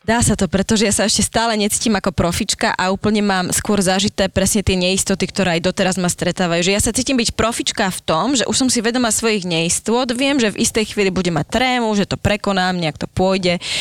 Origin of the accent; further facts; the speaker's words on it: Prešov, Prešov Region, Slovakia; moved away as an adult; now in Bratislava, Slovakia; Áno, obidva sme z Prešova. Ja som tu ostala po škole